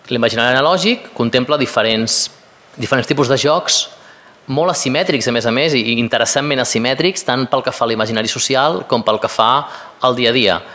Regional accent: Madrid, Community of Madrid, Spain; Jo, estic, us dic, jo vinc de Madrid i nosaltres el famós triangle friki no el tenim

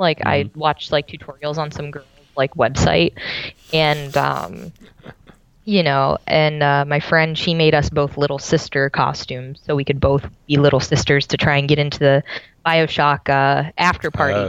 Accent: Pittsburgh, Pennsylvania, United States; now in Georgia, United States; I am originally from Pittsburgh, PA, currently living in Georgia.

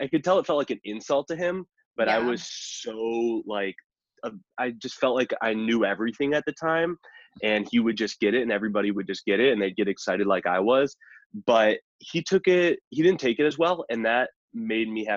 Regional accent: Chicago, Illinois, United States; also born or lived in Boulder, Colorado; I live in the Midwest, or I'm from the Midwest. So from the Chicago area

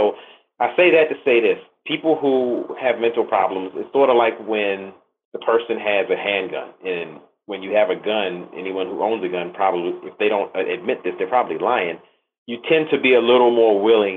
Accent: Virginia, United States; I'm from Virginia

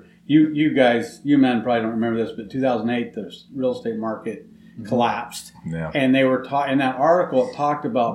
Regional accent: Knoxville, Iowa, United States; I'm born and raised in Knoxville. So I've lived there for pretty much 56 years of my life

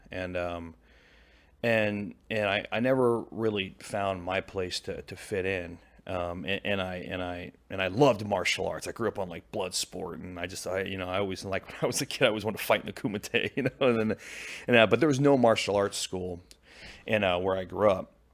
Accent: Pacific Northwest, Washington, United States; moved away as an adult; also born or lived in Japan; now in St. Louis, United States; I was born in the Pacific Northwest. I grew up in the Pacific Northwest.

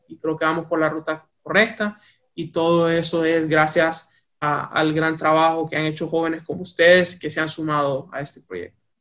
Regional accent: Tegucigalpa, Francisco Morazán, Honduras; moved away as an adult; also born or lived in United States; nací y crecí en Tegucigalpa, Honduras

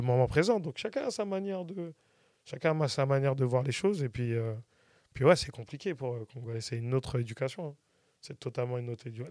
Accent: Saint-Étienne-du-Rouvray, Normandy, France; je viens de, port saint ouen je viens de PSO

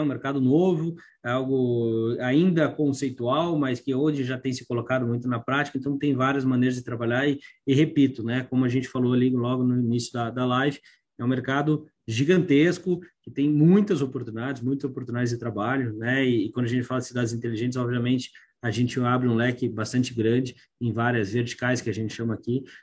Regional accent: Curitiba, Paraná, Brazil; como curitibano

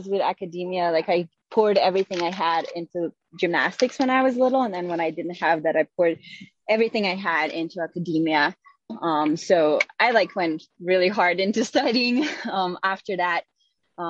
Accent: Slovenia; moved away; I grew up in Slovenia and I started gymnastics when I was, I think, 5 years old

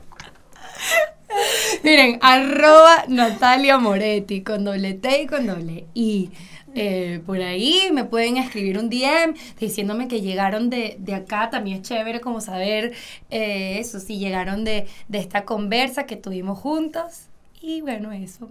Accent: Venezuela; mi papá tiene una fábrica de zapatos en Venezuela

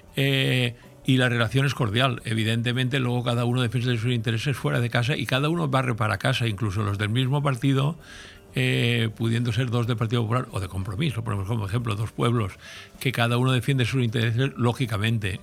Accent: Altea, Valencian Community, Spain

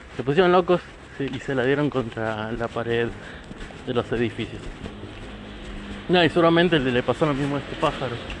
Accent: La Plata, Buenos Aires Province, Argentina; soy argentina, eh, más precisamente de La Plata, no importa de qué barrio, soy platense.

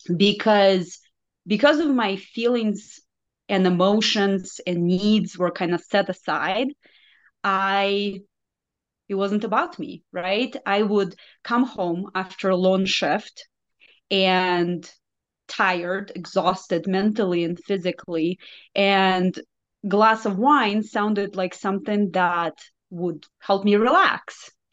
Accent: Belarus; first language Russian; English is a second language; moved away as an adult; now in United States; I am from Belarus, so it's a small country in Eastern Europe

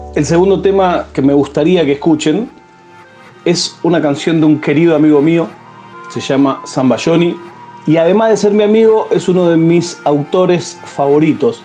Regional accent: Argentina; siento que soy más argentino que nunca

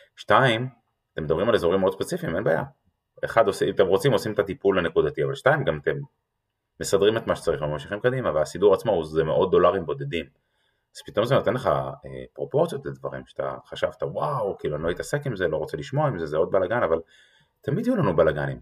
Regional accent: Israel; אנחנו כישראלים

